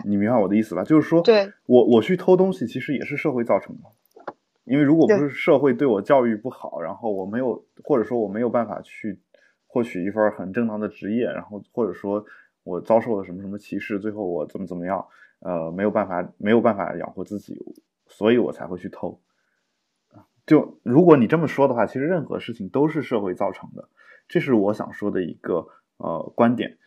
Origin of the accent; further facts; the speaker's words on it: China; 因为我们中国人很少会出现这种妥协